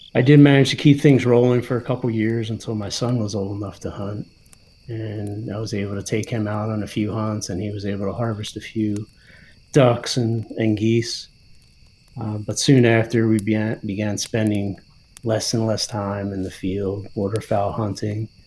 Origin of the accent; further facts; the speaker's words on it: New Jersey, United States; now in Pennsylvania, United States; i grew up hunting small game and waterfowl in high school in new jersey